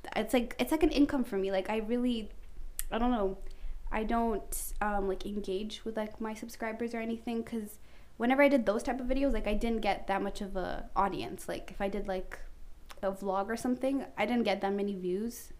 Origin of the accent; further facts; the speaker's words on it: Canada; I'm Canadian